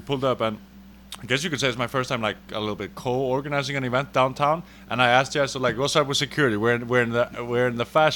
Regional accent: Reykjavik, Capital Region, Iceland; moved away as an adult; now in Los Angeles, United States; I'm from Reykjavik, Iceland

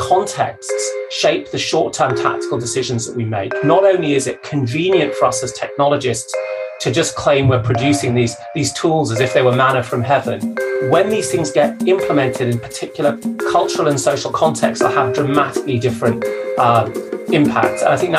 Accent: Zambia; born there; where I was born in Zambia, where my dad was working for an economic development organization, helping a newly independent Zambia develop the types of institutions that well-run countries have.

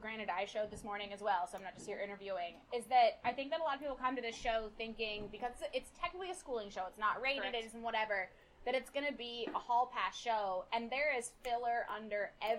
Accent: New York, United States; Where I grew up in New York, it's crayfish. So I thought crawdads was like the proper lingo.

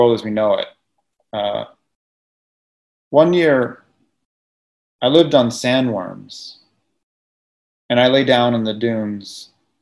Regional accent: California, United States; as a Californian

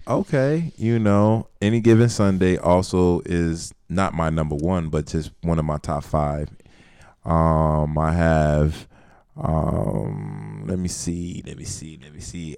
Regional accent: Miami, Florida, United States; I'm from Miami

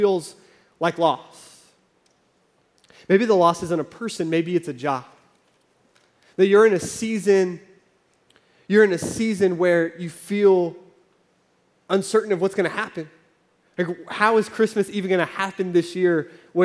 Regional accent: Oklahoma, United States; moved away as an adult; also born or lived in California; I grew up in Oklahoma. We lived in California for a few years.

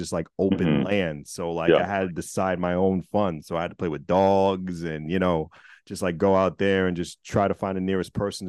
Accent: Virginia, United States; born there; I was born in Virginia.

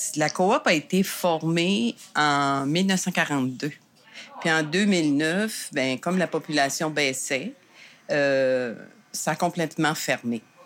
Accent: Saint-Quentin, New Brunswick, Canada; moved away as an adult; now in Gaspésie, Canada; je viens du Nouveau-Brunswick à Saint-Quentin

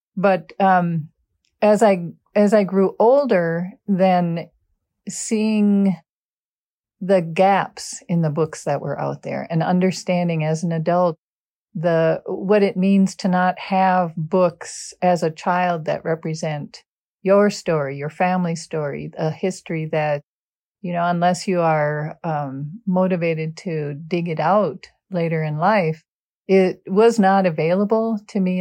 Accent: Golden Valley, Minnesota, United States; growing up in Golden Valley, which is a suburb of Minneapolis

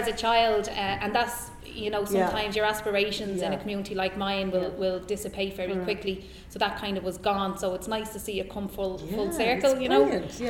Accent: Tallaght, Leinster, Ireland; I'm from Talla.

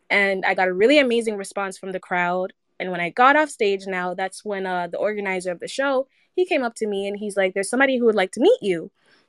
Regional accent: United States; especially in the States, growing up in the South Side, the music there, highly, highly influential towards my sound

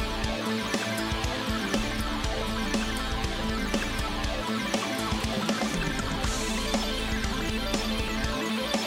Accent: North Carolina, United States; moved away; I'm from North Carolina

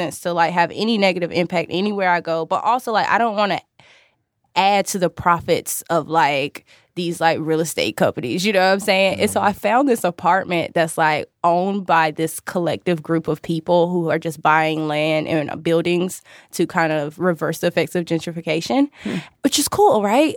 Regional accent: North Carolina, United States; moved away; growing up in North Carolina, not being in a city

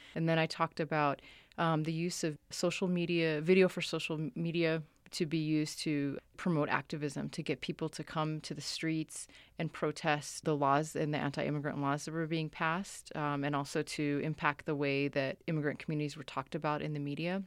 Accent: Somalia; moved away; I'm from Somalia

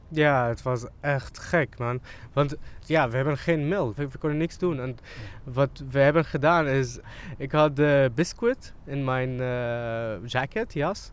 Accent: Syria; Dutch is a second language; moved away as an adult; now in Amsterdam, Netherlands; Ik kwam uit Syrië

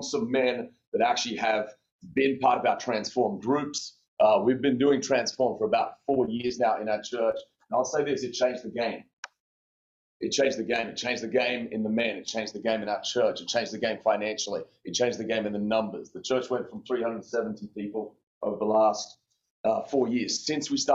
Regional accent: Australia; moved away as an adult; now in United States; born and raised in Aussie, and born and lived there until I was about 19, wanted to play college tennis. And that was kind of the draw to America

